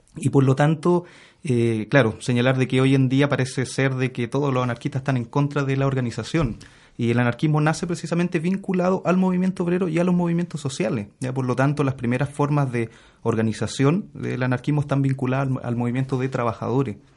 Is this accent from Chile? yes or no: yes; Santiago, Santiago Metropolitan Region, Chile; Yo nací, fui criado en, la población Lormida de Peñalolén